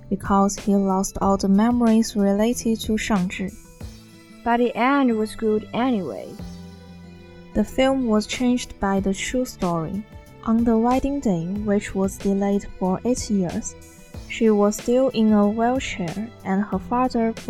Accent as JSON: {"language": "English", "town": "Arxan", "region": "Inner Mongolia", "country": "China", "tie": "born or raised there", "second_language": "English", "moved": "yes", "said": "I come from Inner Mongolia, my hometown is pretty good, called Arshan."}